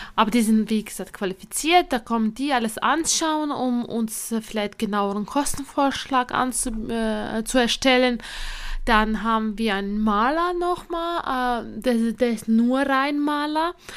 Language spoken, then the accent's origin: German; Latvia; now in Germany; ich komme ja ursprünglich aus Lettland